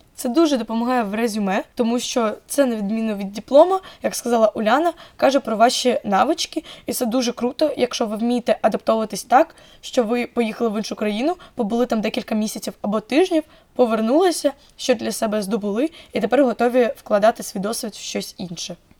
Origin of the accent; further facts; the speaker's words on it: Zaporizhzhia, Zaporizhzhia Oblast, Ukraine; я фром Запоріжжя